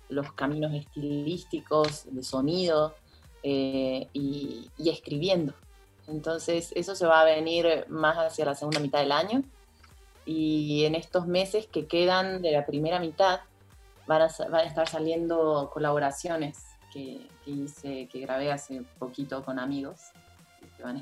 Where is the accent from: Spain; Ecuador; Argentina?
Argentina; Córdoba; moved away as an adult; also born or lived in Buenos Aires; now in Mexico; cuando me mudé de Córdoba Argentina, a Buenos Aires, mi actitud era más pasiva.